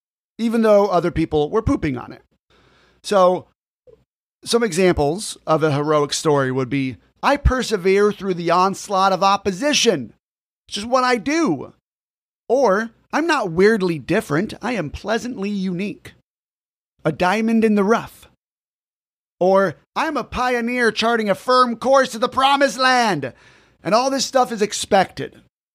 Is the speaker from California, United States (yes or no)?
yes; California, United States; Growing up in Orange County, California, I was the only person in my friend group who went to the church that I went to.